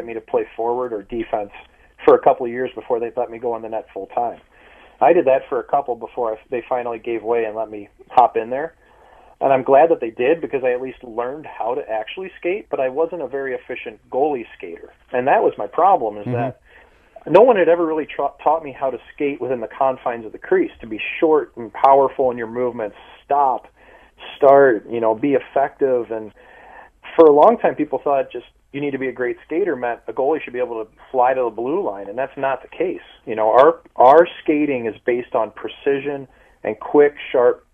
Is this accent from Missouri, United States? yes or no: yes; St. Louis, Missouri, United States; I was the first goalie ever from my hometown taken.